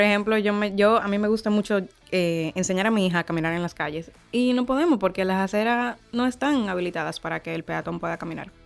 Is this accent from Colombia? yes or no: no; Dominican Republic